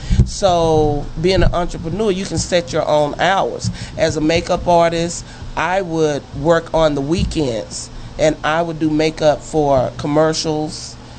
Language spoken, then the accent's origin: English; Fort Worth, Texas, United States; I was born and raised in Fort Worth, and I went to Eastern Hills High School.